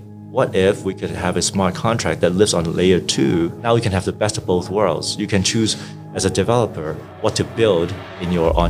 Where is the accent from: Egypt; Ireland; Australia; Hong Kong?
Hong Kong; also born or lived in Vancouver, Canada; So I grew up in Hong Kong and Vancouver and studied electrical engineering and computer science at UBC in Vancouver.